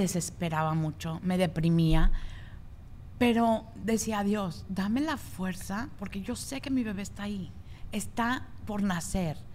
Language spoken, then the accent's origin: Spanish; Mexico; moved away; en México, de donde soy yo